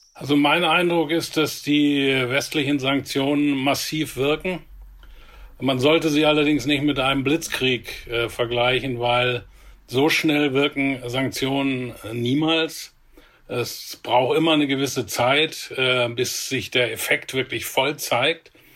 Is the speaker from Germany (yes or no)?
yes; Germany; hier bei uns in Deutschland